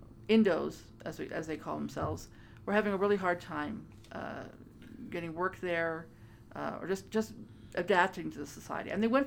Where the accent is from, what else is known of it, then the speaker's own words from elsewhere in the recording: Culver City, California, United States; No, I grew up in Culver City.